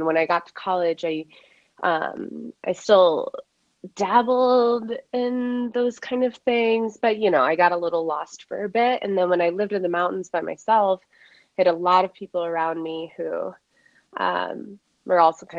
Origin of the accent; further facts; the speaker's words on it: Midwest, United States; Again, I'm from the Midwest. My parents still go to a Christian church.